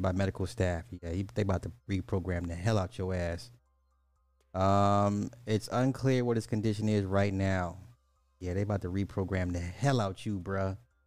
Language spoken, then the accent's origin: English; Illinois, United States; I'm from Illinois